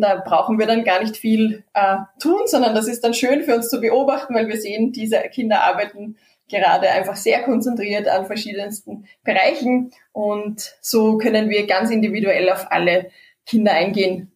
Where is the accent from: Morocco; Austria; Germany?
Austria; bei uns in Österreich